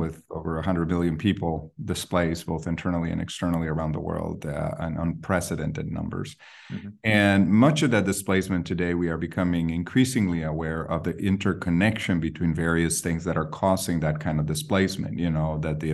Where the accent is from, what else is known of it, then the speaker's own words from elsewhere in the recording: Guatemala City, Guatemala Department, Guatemala; now in Berkeley, United States; I grew up in Guatemala City